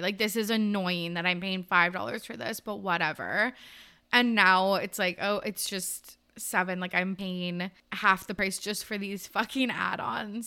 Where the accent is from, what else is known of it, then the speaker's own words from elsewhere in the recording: Canada; we're Canadian